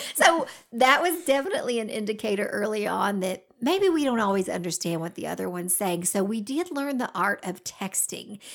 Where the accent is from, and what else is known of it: Georgia, United States; accent: Southern